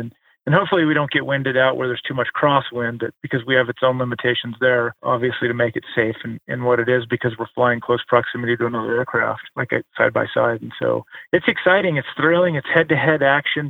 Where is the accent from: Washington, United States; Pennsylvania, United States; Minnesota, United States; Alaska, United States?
Alaska, United States; also born or lived in Tahoe / Hawaii; just growing up, born and raised in Alaska